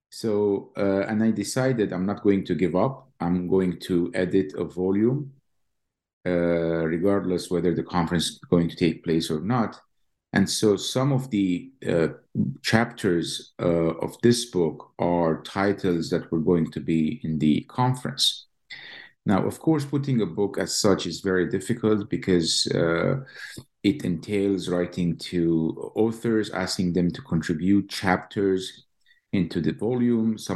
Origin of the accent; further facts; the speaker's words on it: Jerusalem, Palestine; moved away as an adult; now in Lincoln, United States; I was born and raised in East Jerusalem. Uh, graduated from the Hebrew University and came to Columbia, got my PhD, and then went to MIT for two years